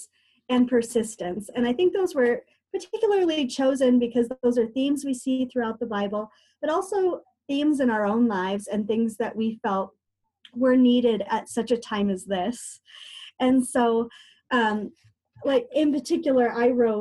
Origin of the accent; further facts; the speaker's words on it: Illinois, United States; moved away as an adult; also born or lived in Juneau, Alaska; I am originally from Illinois